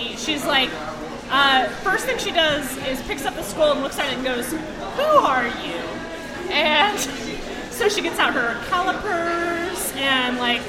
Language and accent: English; Springfield, Missouri, United States; also born or lived in North Dakota; I'm from Springfield, but for a short amount of time, about a year and a half, I lived in North Dakota.